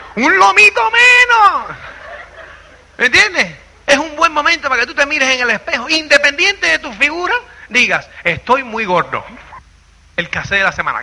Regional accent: Cuba; moved away as an adult; also born or lived in Spain; uno, como es cubano

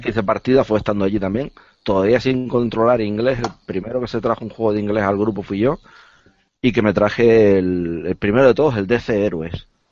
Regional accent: Las Palmas, Canary Islands, Spain; yo soy de las islas, yo soy de, de Las Palmas

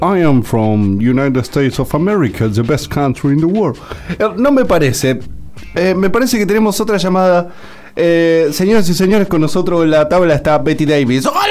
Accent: Argentina; nosotros somos from Argentina.

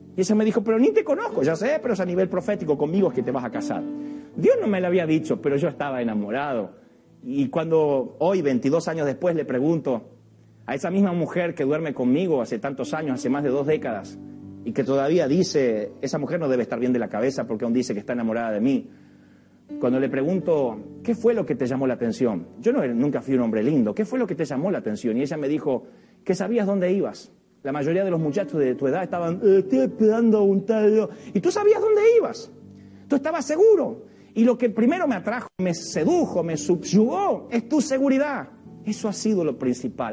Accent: Villa Ballester?, Buenos Aires, Argentina; soy de Billingur, Buenos Aires

